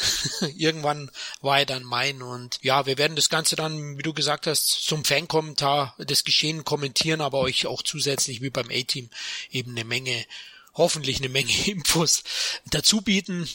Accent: Munich, Bavaria, Germany; accent: Bavarian; lebe in München, bin ein Münchner Kindl, also ein echter Bayer und vielleicht hört man das an meinen Rs

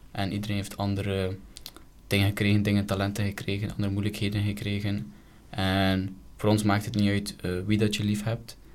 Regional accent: Belgium; omdat ik ook van België ben, van Europa

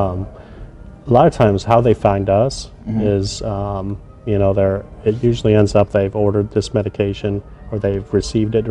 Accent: Geneva, Nebraska, United States; I'm from Geneva, Nebraska, a small town in Nebraska, born and raised in Nebraska

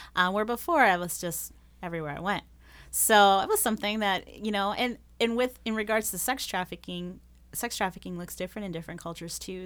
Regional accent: Las Vegas, Nevada, United States; first language Spanish; English is a second language; moved away as an adult; now in Rochester, United States; I was born and raised in Las Vegas

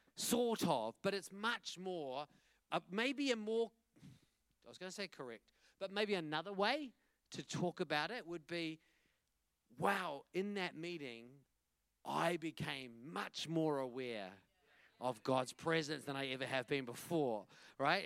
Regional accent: Wellington, New Zealand; I'm from Wellington, and this is my family

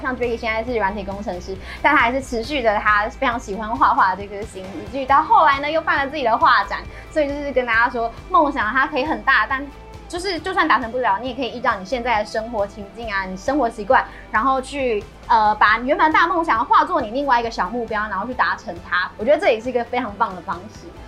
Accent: Yunlin County, Taiwan; 我是云林人，台语小天后

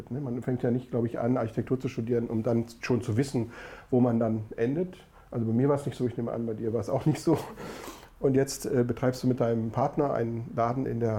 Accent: North Rhine-Westphalia, Germany; wir sagen im Ruhrgebiet, wo ich herkomme, Stehrümkes.

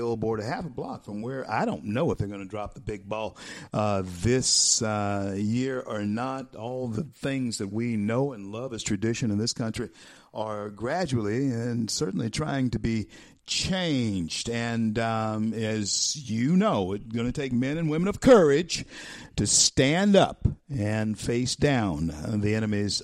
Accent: the South, Louisiana, United States; I grew up in the South too, Vince, son of farmers, and the property I own, still have in my family, been in our family for 157 years, is right after slavery. And so, and down in Louisiana

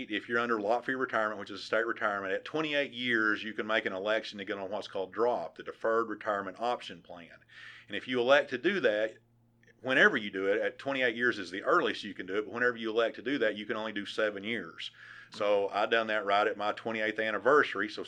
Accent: West Fork, Arkansas, United States; just typical little small town, and I actually uh, worked on a dairy farm whose owner was the fire chief in West Fork?

